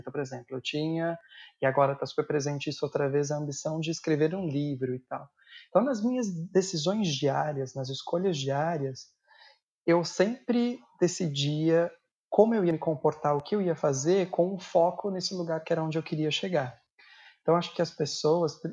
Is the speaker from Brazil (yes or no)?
yes; São Paulo, Brazil; also born or lived in Guarulhos; Eu sou de São Paulo, a minha família morava em Guarulhos